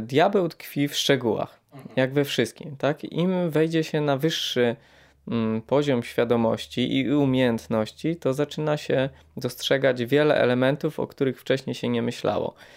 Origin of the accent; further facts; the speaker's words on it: Poland; my jako Polacy